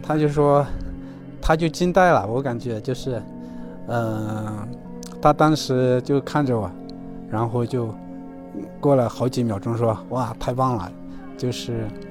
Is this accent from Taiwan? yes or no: no; Xichang, Sichuan, China; 我现在在我老家那个大凉山西昌